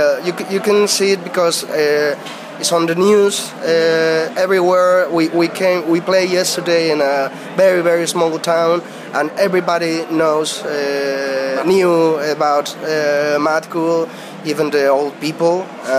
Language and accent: English; North Spain, Spain; English is a second language; we are from North Spain